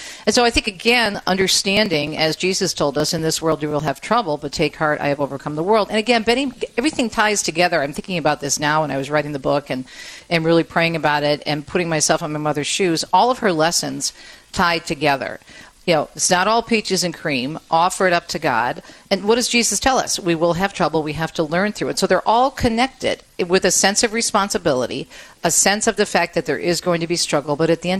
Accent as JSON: {"language": "English", "town": "Jersey City", "region": "New Jersey", "country": "United States", "tie": "born or raised there", "said": "And when I was a kid growing up in Jersey City, I had 9 brothers and sisters, and we all shared one bike, one sled."}